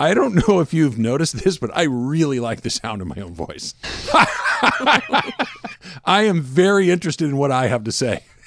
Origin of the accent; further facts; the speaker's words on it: Claremont or Arcadia, Southern California, United States; in Claremont or Arcadia, like I did